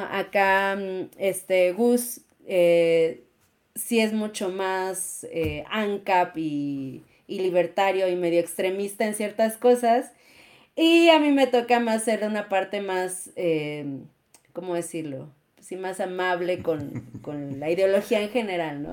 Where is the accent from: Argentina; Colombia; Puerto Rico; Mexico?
Mexico; la comunidad mexicana es, es muy linda, no porque yo forme parte de ella, ¿no? Pero somos muy amigables